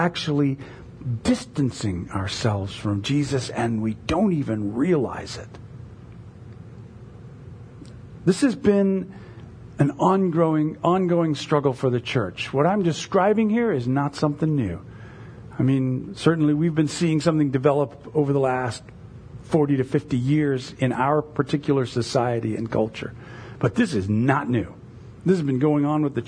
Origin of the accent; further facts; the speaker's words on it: United States; American evangelicals